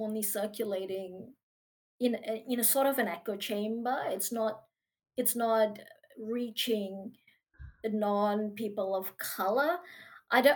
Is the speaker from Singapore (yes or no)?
yes; Singapore; now in Australia; I come from Singapore, and we are very multicultural